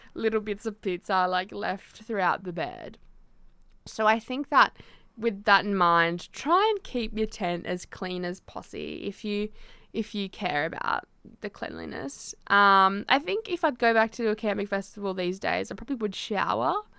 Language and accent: English; Tasmania, Australia; I grew up in Tassie